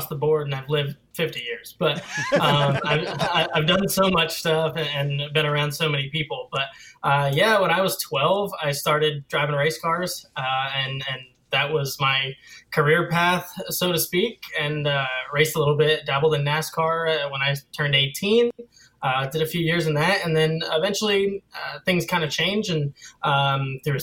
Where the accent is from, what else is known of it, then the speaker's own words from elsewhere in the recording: Wantage, New Jersey, United States; moved away as an adult; now in Huntersville, United States; I was born and raised in Wantage, New Jersey. So I lived in New Jersey for 18 years and then moved down here